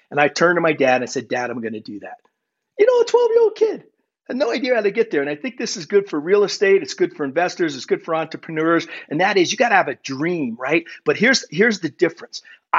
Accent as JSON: {"language": "English", "country": "Germany", "tie": "born there", "said": "So for me, I was born in Germany. My dad was an army officer."}